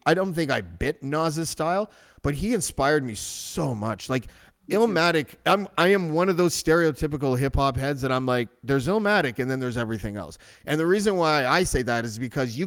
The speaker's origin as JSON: {"language": "English", "town": "Whitby", "region": "Ontario", "country": "Canada", "tie": "born or raised there", "said": "I grew up in Whitby"}